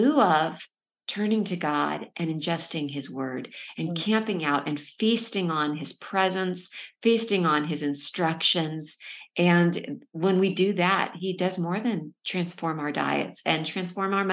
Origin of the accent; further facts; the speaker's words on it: California, United States; now in Texas, United States; we live in Texas. I'm originally from California